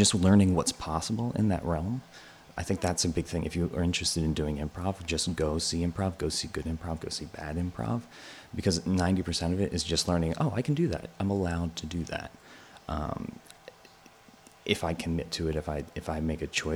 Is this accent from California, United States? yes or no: no; Bucks County, outside Philadelphia, Pennsylvania, United States; moved away as an adult; also born or lived in Allentown, Pennsylvania; now in New York, United States; I grew up a little bit outside of Philly in Bucks County.